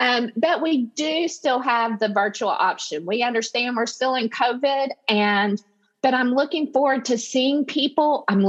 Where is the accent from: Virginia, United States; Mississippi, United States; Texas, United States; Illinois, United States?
Texas, United States; accent: Texas; And you hear my Texas accent coming through. You're hearing the y'all. I've got a strong, I know it.